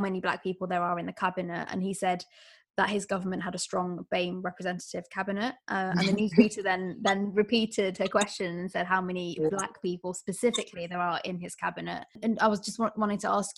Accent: United Kingdom; a British Bangladeshi woman myself

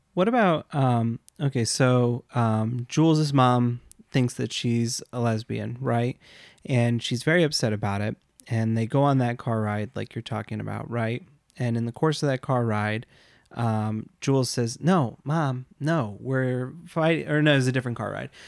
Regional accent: United States; we grew up in the United States

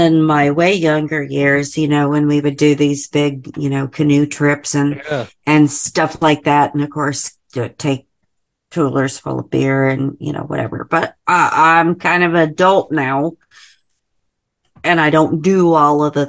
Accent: Indiana, United States; now in Tennessee, United States; I live in Tennessee now, but I grew up in Indiana.

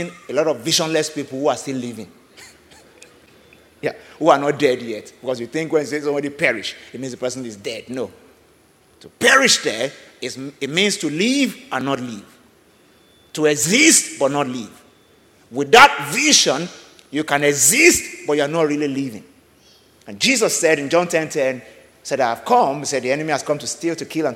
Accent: Nigeria; I'm speaking from Nigeria this morning

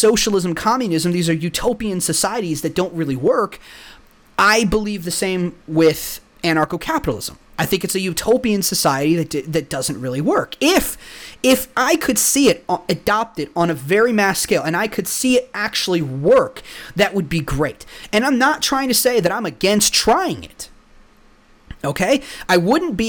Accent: Texas, United States; also born or lived in the north (US); I'm actually from the north. Well, I mean, I grew up in Texas all my life. I am from the north. We moved down here when I was 3. So I've lived the bulk of my life here.

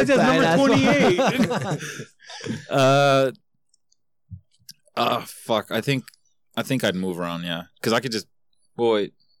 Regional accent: West Covina, California, United States; I was born in West Covina, too.

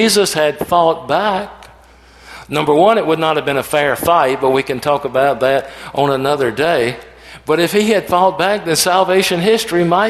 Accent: Atlanta, Georgia, United States; growing up in Atlanta in the late 50s and in the 60s

